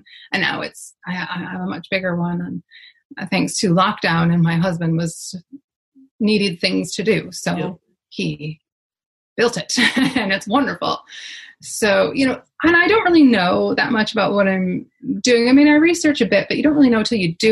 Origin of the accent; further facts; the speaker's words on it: Michigan, United States; moved away as an adult; now in Ireland; I grew up in Michigan